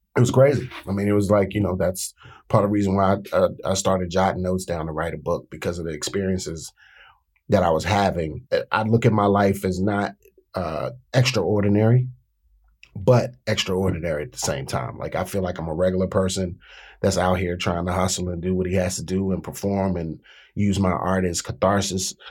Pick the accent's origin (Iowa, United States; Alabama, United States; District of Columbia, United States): District of Columbia, United States; Washington; I grew up in a city